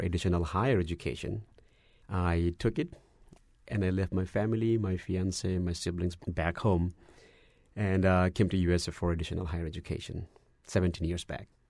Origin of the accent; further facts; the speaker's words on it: Dhaka, Dhaka Division, Bangladesh; moved away as an adult; also born or lived in Dallas, Texas; now in United States; I was born in Bangladesh, in the capital city, uh, Dhaka